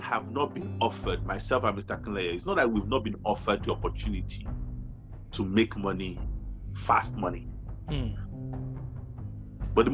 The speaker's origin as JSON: {"language": "English", "country": "Nigeria", "said": "coming from Nigeria, now we come from Nigeria"}